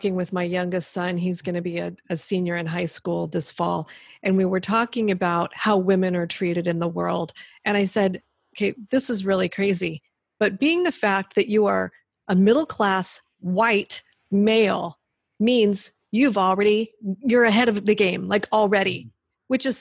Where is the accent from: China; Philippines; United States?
United States; Southern California; I grew up in Southern California